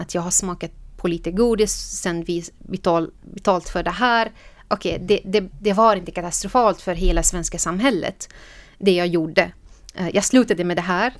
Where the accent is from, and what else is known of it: Syria; Swedish is a second language; moved away as an adult; now in Sweden